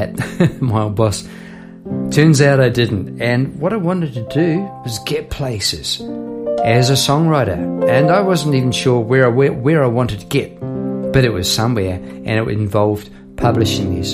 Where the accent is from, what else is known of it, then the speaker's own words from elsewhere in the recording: Palmerston North, Manawatū-Whanganui, New Zealand; now in Melbourne, Australia; I'm from New Zealand. This is in Palmerston North, New Zealand, I'm talking about. Now living in Melbourne, Australia. So I'm going back a few years to my primary school days